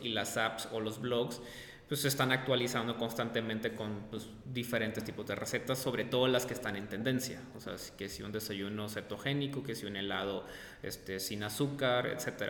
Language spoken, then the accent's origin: Spanish; Sonora, Mexico; moved away; yo soy de Sonora